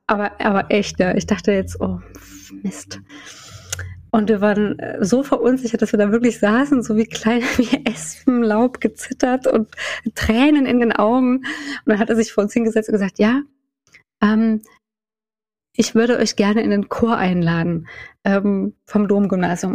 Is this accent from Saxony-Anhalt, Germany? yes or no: yes; Saxony-Anhalt, Germany; ich komme ja aus Sachsen-Anhalt